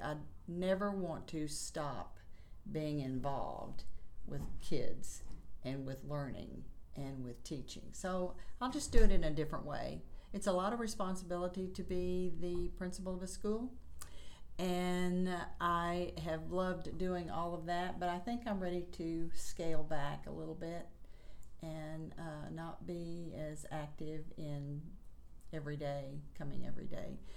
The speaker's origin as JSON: {"language": "English", "town": "Chattanooga", "region": "Tennessee", "country": "United States", "tie": "born or raised there", "said": "I was born and raised in Chattanooga, Tennessee"}